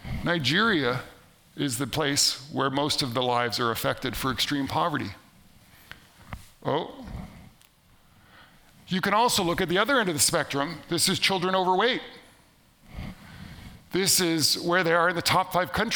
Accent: Canada; am from Canada

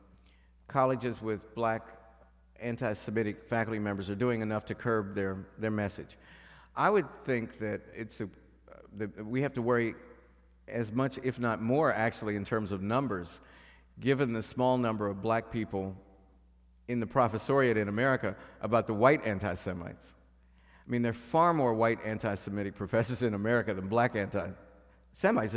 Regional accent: Piedmont, West Virginia, United States; moved away; the area where we, from Piedmont

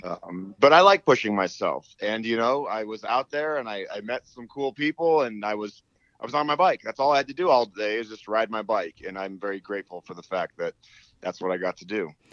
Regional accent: Boulder, Colorado, United States; I am born and raised in Boulder, Colorado

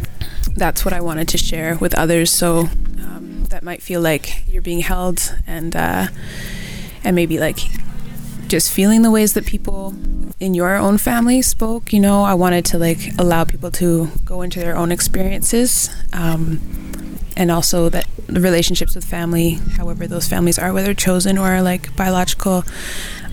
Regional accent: Markham, Ontario, Canada; I grew up just outside of Toronto, a place called Markham

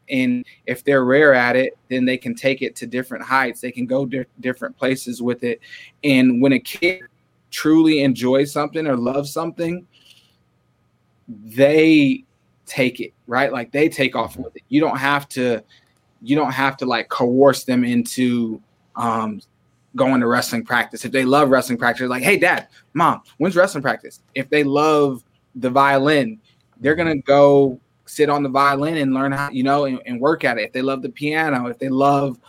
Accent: Waterloo, Iowa, United States; now in Ames, United States; we moved up to Waterloo. And so I went through middle school and high school in Waterloo. And that's what I consider home. That's where I feel like I grew up

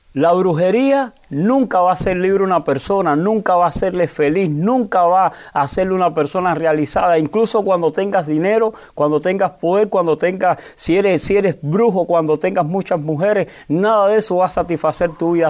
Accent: Havana, Cuba; Soy natural de La Habana, específicamente de San Miguel del Padrón, un lugar muy pobre

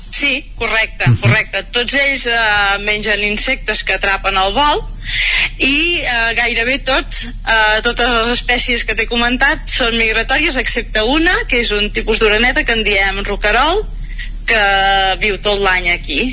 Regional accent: Mollà, Catalonia, Spain; now in Castellterçol, Spain; jo sóc de Mollà, ara visc a Castell Tarsal però tot havia viscut a Mollà i quan era més jove

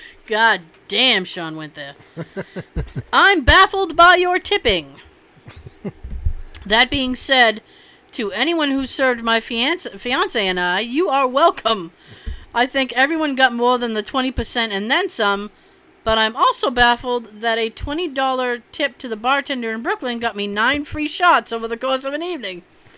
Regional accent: Canada; As a Canadian, the raptor-sized turkey legs sold at amusement parks...

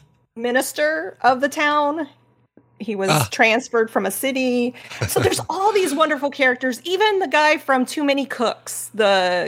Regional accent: Midwest, United States; so for me, growing up in the Midwest, being in a rural life, I actually thought it, I like the show.

